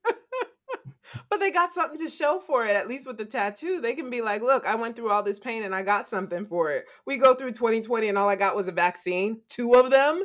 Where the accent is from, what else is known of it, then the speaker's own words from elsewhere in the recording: United States; all of us born and raised in the United States of America